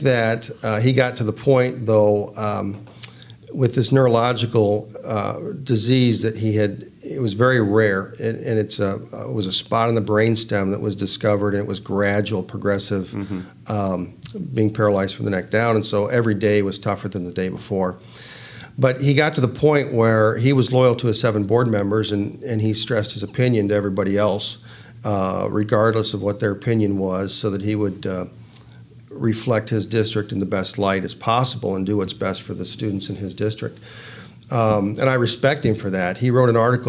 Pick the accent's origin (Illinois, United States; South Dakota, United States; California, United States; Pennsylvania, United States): Illinois, United States; Hampshire; now in Auburn, United States; I grew up in Hampshire, Illinois.